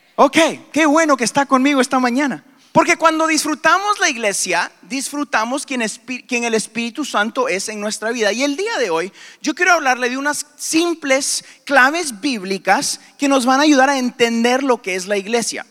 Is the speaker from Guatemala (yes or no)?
yes; Guatemala; moved away; also born or lived in Houston, Texas, United States; a los tres años me llevaron a Guatemala, donde aprendí español